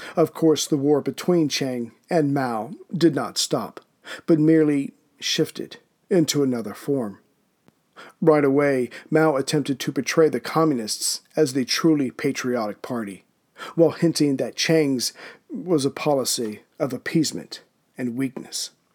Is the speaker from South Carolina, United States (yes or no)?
yes; Charleston, South Carolina, United States; I am from Charleston, South Carolina